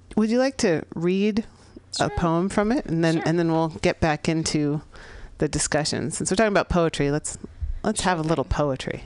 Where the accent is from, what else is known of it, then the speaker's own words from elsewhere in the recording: San Francisco, California, United States; here in San Francisco, here in the Mission District of my hometown.